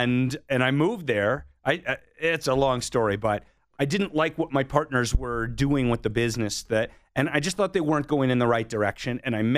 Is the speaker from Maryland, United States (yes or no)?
yes; Bethesda, Maryland, United States; But in high school, in the second half of high school and then through my time in college, we were in Bethesda, Maryland